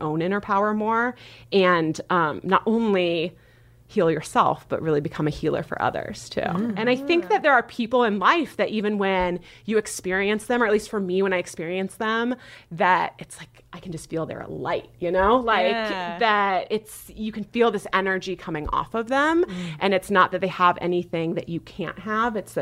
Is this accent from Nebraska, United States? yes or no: yes; Nebraska, United States; I was raised in Nebraska